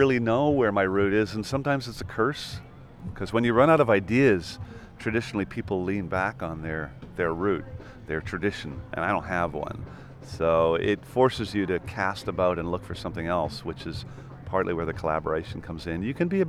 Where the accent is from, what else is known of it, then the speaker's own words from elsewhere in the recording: Canada; So given that, you know, I'm not an Americana artist, because I'm Canadian-Irish